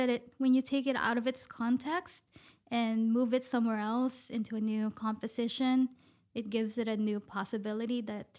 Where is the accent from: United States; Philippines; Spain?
Philippines; moved away; I came from the Philippines. Even when I was in the Philippines, I also lived in different places.